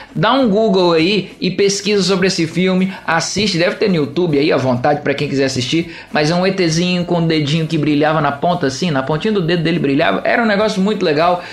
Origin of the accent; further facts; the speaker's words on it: Juiz de Fora, Minas Gerais, Brazil; moved away; a minha cidade natal, a todos aqueles que me escutam lá em Juiz de Fora, Minas Gerais.